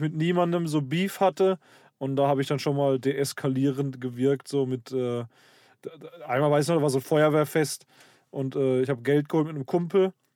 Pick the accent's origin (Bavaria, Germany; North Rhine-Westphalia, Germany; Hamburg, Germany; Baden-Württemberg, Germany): Baden-Württemberg, Germany; Karlsruhe; also born or lived in Black Forest village; ich bin im, äh, in Süddeutschland aufgewachsen, im Schwarzwald. Hier äh, Pforzheim, Stuttgart, die Ecke